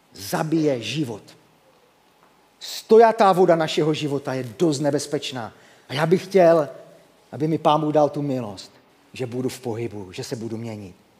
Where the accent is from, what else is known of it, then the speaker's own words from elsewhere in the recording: Havířov, Moravian-Silesian Region, Czechia; moved away as an adult; now in Rožnov pod Radhoštěm, Czech Republic; jsem z Rožnova pod Radoštěm, ale nenechte se mílit, původně jsem Havířovák, takže v mém eh, přízvuku, když na to zapomenu, to sem tam se objeví